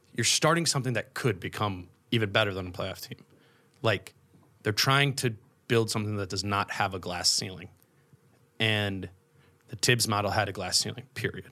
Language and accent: English; Minnesota, United States; I grew up in Minnesota, I went to college in Minnesota